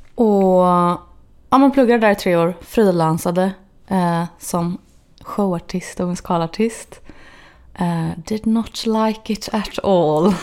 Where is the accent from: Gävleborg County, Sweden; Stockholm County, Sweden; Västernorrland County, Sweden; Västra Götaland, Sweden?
Västra Götaland, Sweden; Gothenburg; moved away as an adult; also born or lived in Los Angeles, United States; Torslanda där jag är ifrån